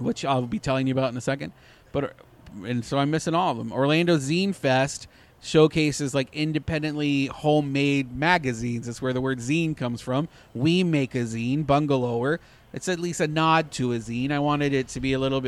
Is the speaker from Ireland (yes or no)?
no; Canada; I'm Canadian